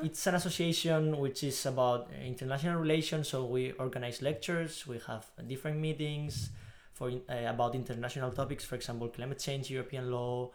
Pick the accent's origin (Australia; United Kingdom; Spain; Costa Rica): Spain; Basque Country; moved away as an adult; also born or lived in Madrid; now in Antwerp, Belgium; I'm from the Basque Country in Spain, but I study in Madrid